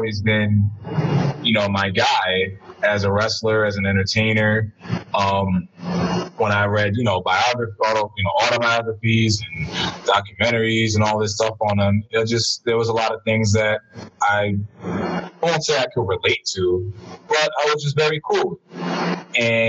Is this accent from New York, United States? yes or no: yes; New York City, New York, United States; I'm from the Heights